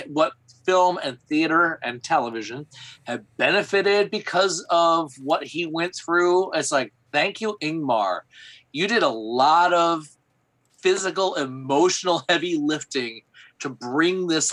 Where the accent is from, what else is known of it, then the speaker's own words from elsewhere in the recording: Flint, Michigan, United States; moved away; growing up in Flint, Michigan, I wanted to get the hell out.